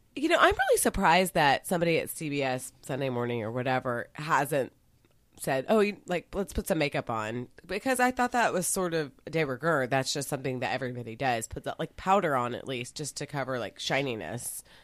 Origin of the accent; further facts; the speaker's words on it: Dallas, Texas, United States; I was raised in Dallas